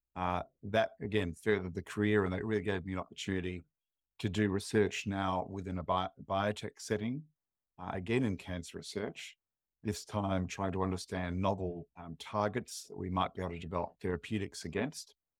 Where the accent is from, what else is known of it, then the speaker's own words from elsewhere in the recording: Adelaide, South Australia, Australia; I grew up in Adelaide